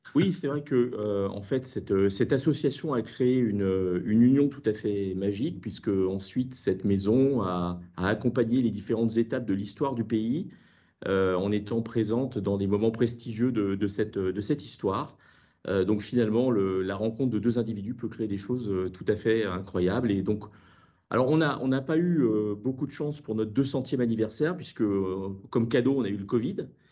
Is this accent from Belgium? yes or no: no; Brittany, France; en tant que breton